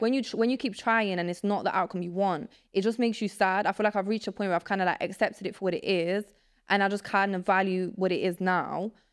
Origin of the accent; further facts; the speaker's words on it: Nottingham, East Midlands, United Kingdom; English is a second language; also born or lived in Poland; I grew up in England